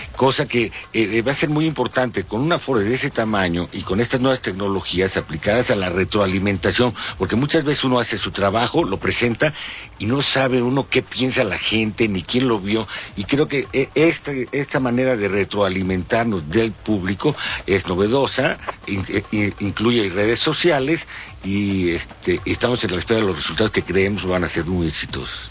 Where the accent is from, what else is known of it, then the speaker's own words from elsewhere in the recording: Mexico City, Mexico; como mexicano chilango